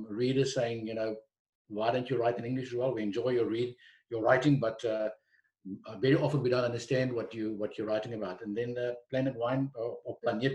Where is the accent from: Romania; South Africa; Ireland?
South Africa; Stellenbosch, Western Cape; also born or lived in Johannesburg; I was born and bred in Stellenbosch, right in the heart of the Midlands